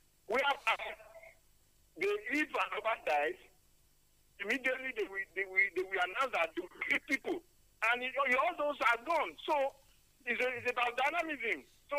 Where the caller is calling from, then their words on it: Nigeria; I'm calling from Sango.